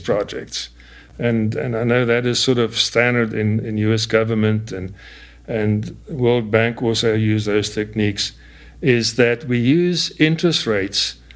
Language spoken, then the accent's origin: English; South Africa; moved away as an adult; also born or lived in United States; now in Arizona, United States; I grew up in South Africa, and it's common in South Africa to have droughts of 5 to 7 years